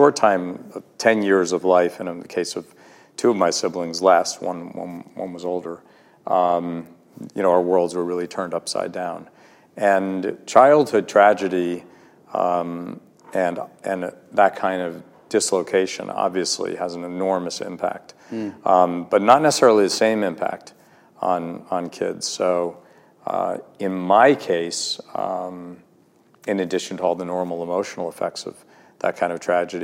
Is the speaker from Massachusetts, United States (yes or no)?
yes; Massachusetts, United States; I was born in Massachusetts to a family of highly educated parents